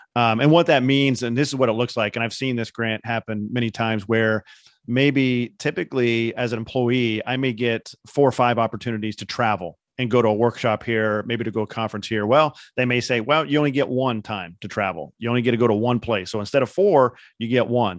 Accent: Indiana, United States; I'm from Indiana

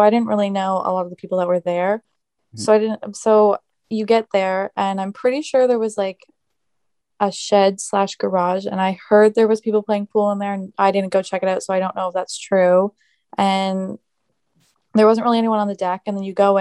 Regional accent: Yarmouth, Nova Scotia, Canada; I grew up here in Yarmouth, and I actually went to school with Zack since elementary school

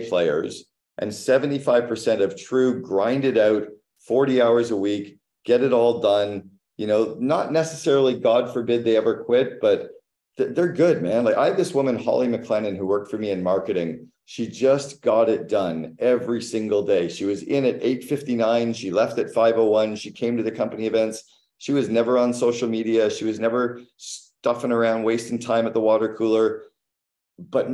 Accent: Canada; I'm Canadian

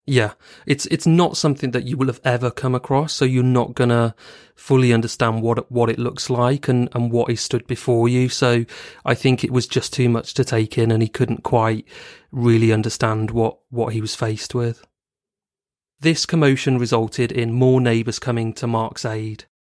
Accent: Bristol, South West England, United Kingdom; living in Bristol, a city in the southwest of England, and also my hometown

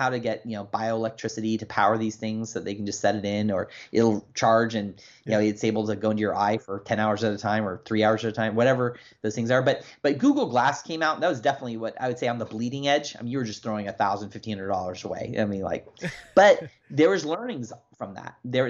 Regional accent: Germany; I remember when I was a kid growing up in Germany, and it's funny because my dad was in the army. We were military brats.

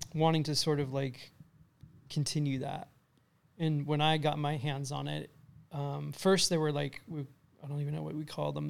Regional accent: California, United States; also born or lived in Lake Forest, California / Huntington Harbour, California; I kinda was all over California until I was around ten

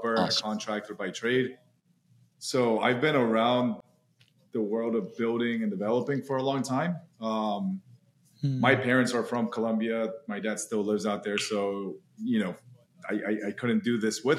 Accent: Orlando, Florida, United States; I grew up in Orlando, Florida

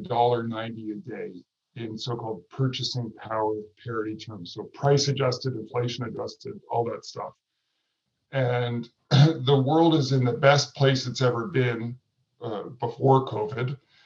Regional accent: Vancouver, British Columbia, Canada; in my home community where I grew up in Vancouver, Canada

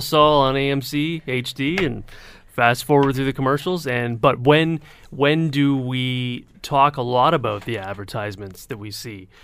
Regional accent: Hamilton, Ontario, Canada; I grew up on the mountain

